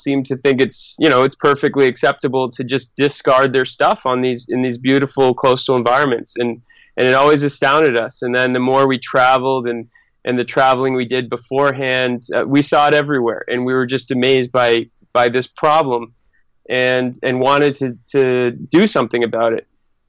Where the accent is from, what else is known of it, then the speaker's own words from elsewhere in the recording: Northeast, United States; Although we're all originally from the Northeast, we actually first met all together on the other side of the world in Sydney, Australia.